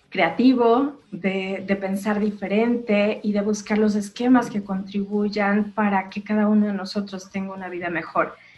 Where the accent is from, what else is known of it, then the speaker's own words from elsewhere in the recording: Mexico; yo soy mexicana